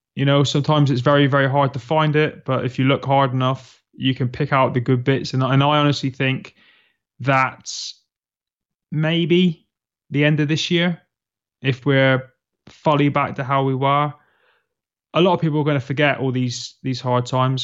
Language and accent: English; Plymouth, South West England, United Kingdom; you'll find me in the southwest of England, in a quaint little city called Plymouth, where I was born and bred